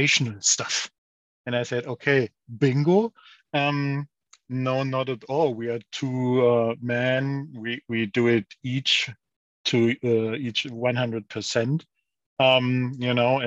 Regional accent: Lower Saxony, Germany; now in St. Leon-Rot, Germany; I'm more like someone from Lower Saxony, from the northern of Germany

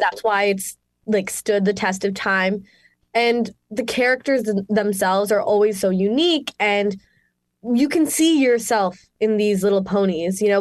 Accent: Mississauga, Ontario, Canada; moved away; I'm Canadian, from good old Miss Saga, Ontario, Canada, born and raised

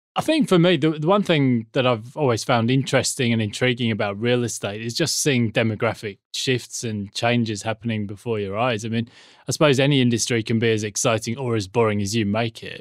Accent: England, United Kingdom; now in Australia; being English

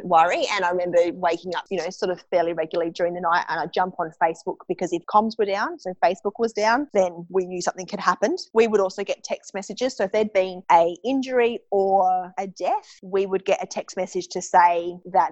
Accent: Adelaide, South Australia, Australia; moved away as an adult; also born or lived in Darwin / Canada; I came back from Canada in the June. I just wasn't quite ready to be back in Adelaide.

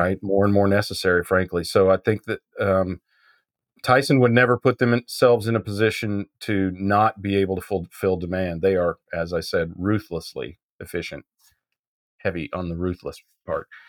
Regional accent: Midwest, Kansas, United States; I was brought up in the Midwest

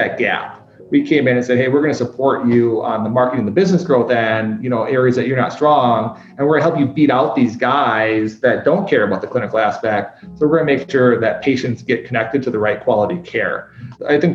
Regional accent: Wisconsin, United States; also born or lived in Czech Republic / Turkey / Vietnam / China; now in Indianapolis, United States; Before I came to Indianapolis, I was in Chicago, and then I'm originally from Wisconsin

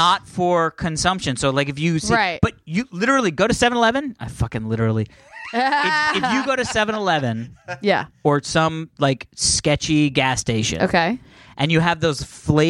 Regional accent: California, United States; we're Californians

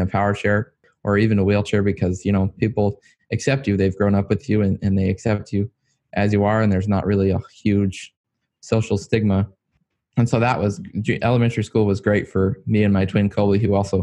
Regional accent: near Richmond, Virginia, United States; I was born in near Richmond, Virginia.

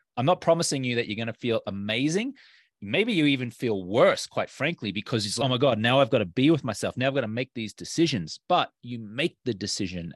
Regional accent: Australia; moved away as an adult; now in United States; I'm an Australian American. And when I grew up in Australia

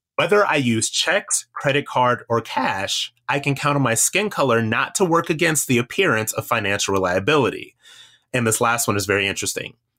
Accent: Akron, Ohio, United States; I am from Akron, Ohio.

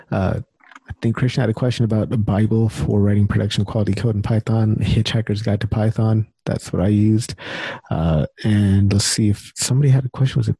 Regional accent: India; Sorry, I don't don't mean to be racist. I'm Indian too.

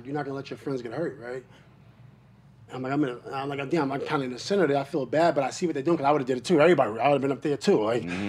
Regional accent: Queensbridge, New York, United States; I'm from Queensbridge, right?

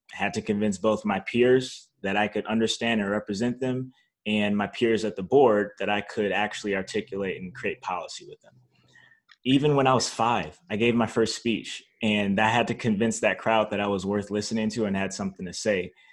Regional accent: North Chicago, Illinois, United States; also born or lived in Zion, Illinois; I grew up in North Chicago, Illinois, um, Zion, Illinois

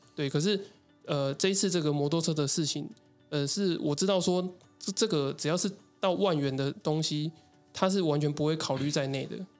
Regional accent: Tainan, Taiwan; 我是台南人

